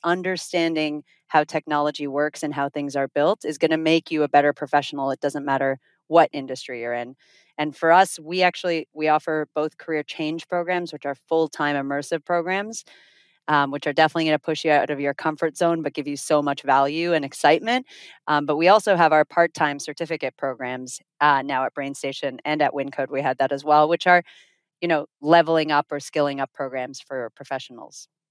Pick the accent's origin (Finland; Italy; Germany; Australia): Finland; moved away as an adult; also born or lived in Toronto, Canada / South Florida, United States; now in Miami, United States; we're originally from Finland. We moved to South Florida via Toronto, where we went to university